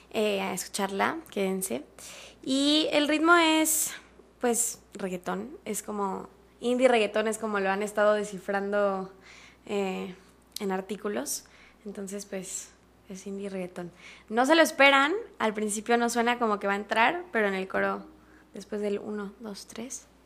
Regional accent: Mexico City, Mexico; born there; pues yo nací en la Ciudad de México, mi papá es brasileño, mi mamá es mexicana.

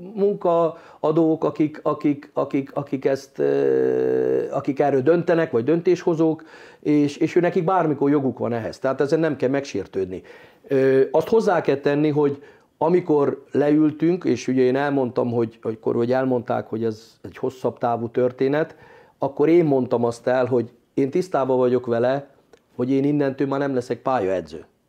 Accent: Hungary; mint magyar edző

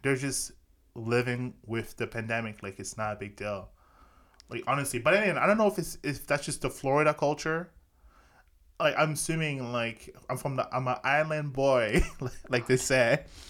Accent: Canada; I'm Canadian

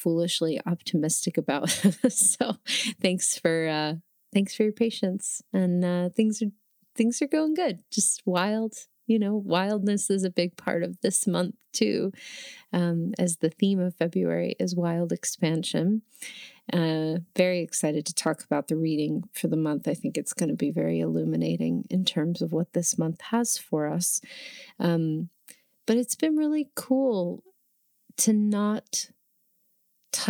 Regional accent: New Jersey, United States; moved away as an adult; also born or lived in New York; now in Oregon, United States; I grew up in New Jersey, right about 20 minutes outside of the Lincoln Tunnel in Manhattan

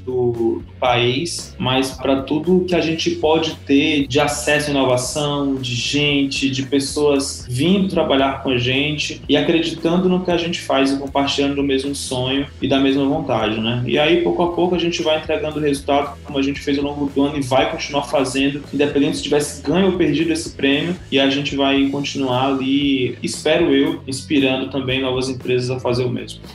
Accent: Teresina, Piauí, Brazil; moved away; sou de Teresina, Piauí

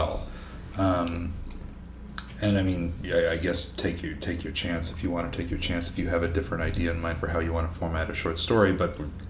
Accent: Killarney, Manitoba, Canada; my experience growing up in Manitoba is in Killarney, which is like 2,300 people. And my family all grew up in towns much smaller than that.

